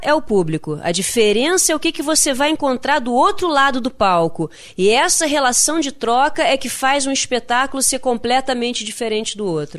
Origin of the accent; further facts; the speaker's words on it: Rio de Janeiro, Brazil; accent: carioca; eu nasci no Rio de Janeiro, então eu tenho um jeito carioca, eu tenho uma fala carioca